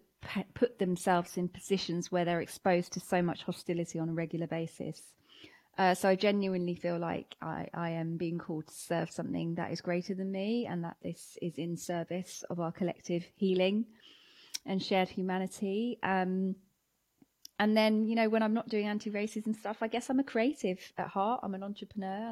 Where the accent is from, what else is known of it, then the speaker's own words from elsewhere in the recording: Watford, East of England, United Kingdom; I grew up in Hertfordshire. I mean, in Watford, Hertfordshire specifically.